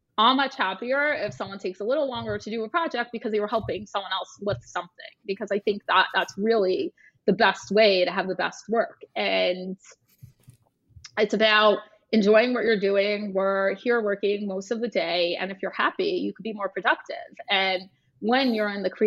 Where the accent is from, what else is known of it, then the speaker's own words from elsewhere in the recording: Toronto, Ontario, Canada; moved away as an adult; now in New York, United States; I am from Toronto. I moved to New York and essentially started the firm from scratch here.